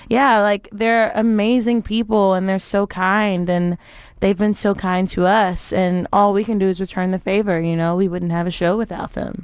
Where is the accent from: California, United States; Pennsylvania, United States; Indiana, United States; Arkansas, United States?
Arkansas, United States; moved away as an adult; also born or lived in Memphis, Tennessee / Tennessee; born in Memphis, raised in Arkansas, went to school in Tennessee